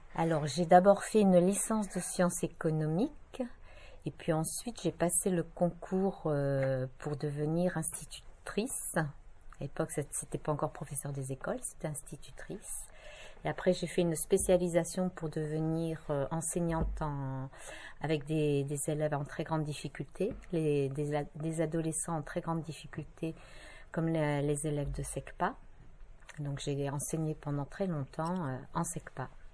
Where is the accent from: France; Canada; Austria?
France; north of France; moved away as an adult; also born or lived in Brest, Brittany; now in Bohain-en-Vermandois, France; Alors, je suis originaire du nord de la France, mais pas de Picardie